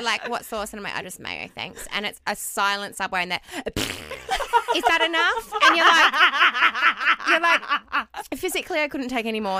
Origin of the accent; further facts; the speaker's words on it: Australia; Australia. We think so. And then he goes, and where are you going after this?